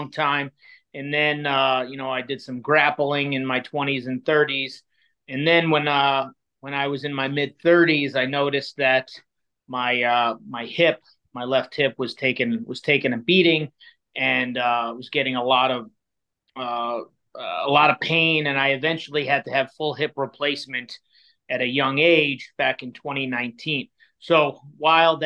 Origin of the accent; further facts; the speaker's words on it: New York City, New York, United States; moved away as an adult; now in Chicago, United States; I grew up in Queens, New York, which is one of the five boroughs. And I was I lived there until I was 27 years old.